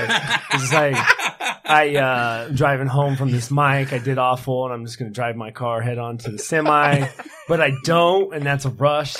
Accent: Buckeye, Arizona, United States; I was raised in Buckeye, born in Buckeye, lived here my whole life.

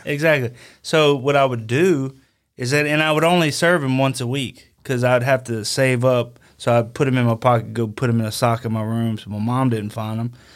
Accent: Denham Springs, Louisiana, United States; I'm from Denham Springs. I grew up here.

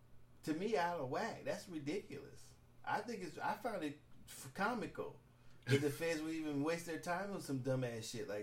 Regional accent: Houston, Texas, United States; Yeah, I'm from Houston. Ain't fucking with that.

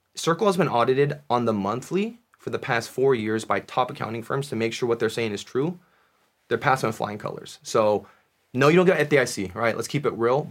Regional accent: United States; my parents were born in Korea, I was born in America

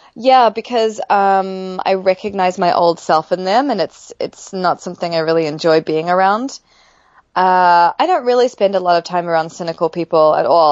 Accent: New Zealand; I grew up in New Zealand

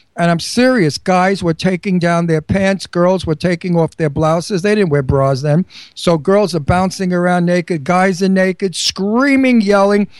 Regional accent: New York City, New York, United States; I come from Brooklyn. We're very open minded

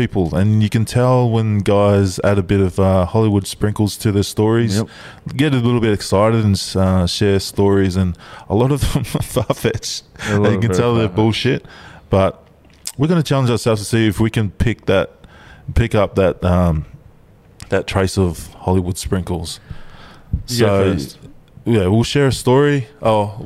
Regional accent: Goodna, Queensland, Australia; I'm from Goodna

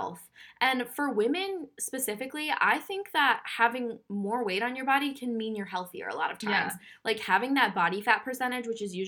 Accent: Minnesota, United States; I'm from Minnesota

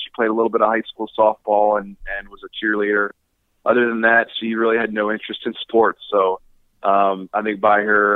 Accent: Baltimore, Maryland, United States; I grew up in Baltimore

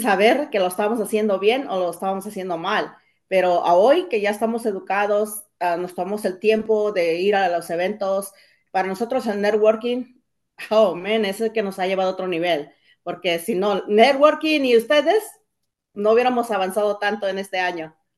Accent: Cuernavaca, Morelos, Mexico; moved away; soy originaria de México, de un lugar que se llama Estado de Cuernavaca. Vine jovencita

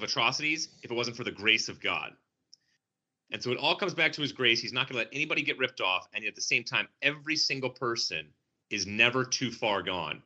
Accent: Connecticut, United States; I'm from Connecticut

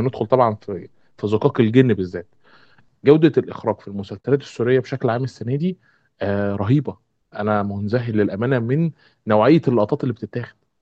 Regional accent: Egypt; عندنا في مصر

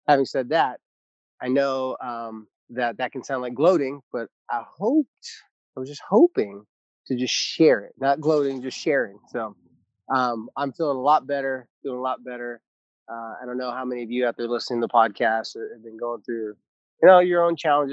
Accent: Carlsbad, California, United States; moved away; I'm actually coming to you remotely from the country of Carlsbad, California. Some people know it as San Diego, California, but it's my hometown

